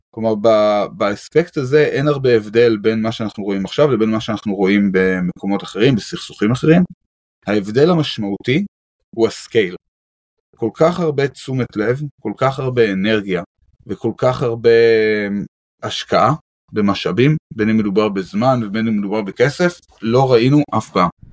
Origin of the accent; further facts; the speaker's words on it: Israel; כישראלים מאוד מעורבים בנושא הזה. זה אנחנו, זה החיים שלנו, זה המדינה שלנו.